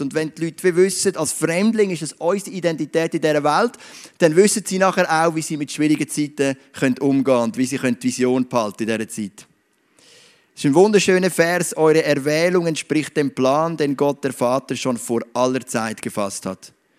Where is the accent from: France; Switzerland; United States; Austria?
Switzerland; ich bin stolz darauf, ein Schweizer zu sein.